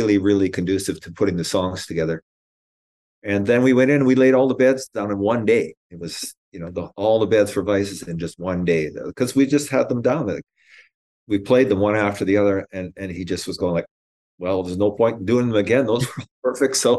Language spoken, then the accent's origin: English; Canada; being a Canadian